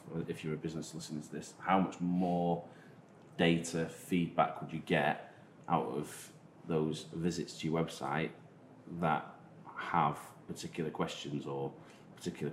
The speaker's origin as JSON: {"language": "English", "country": "Isle of Man", "accent": "Manx", "said": "my Manx accent"}